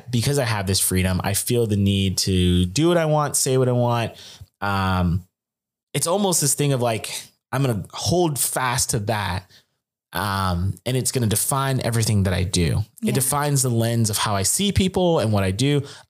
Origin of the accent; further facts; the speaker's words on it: United States; I think Americans, maybe this is our American blood